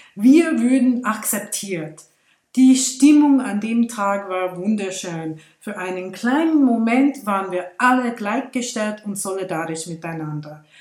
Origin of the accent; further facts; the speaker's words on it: India; now in Switzerland; in meiner Heimat in Indien